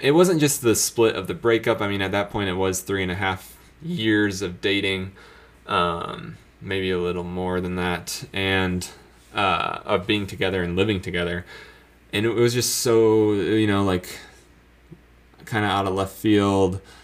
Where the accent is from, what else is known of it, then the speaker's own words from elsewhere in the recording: Florida, United States; moved away as an adult; also born or lived in Colorado; now in South Carolina, United States; me not being used to colder climate growing up in Florida